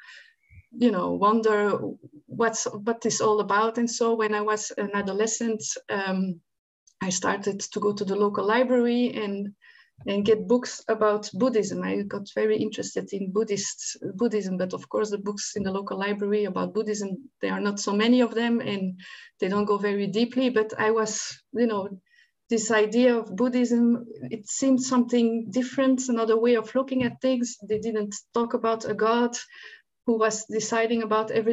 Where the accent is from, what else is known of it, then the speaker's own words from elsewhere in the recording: Antwerp, Flanders, Belgium; moved away; I grew up in Antwerp, Belgium, not far from Antwerp.